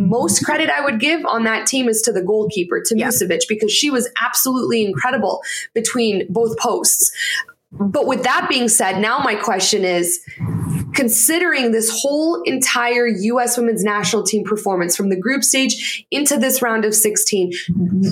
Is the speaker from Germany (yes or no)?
no; Canada; moved away; also born or lived in United States; I'm Canadian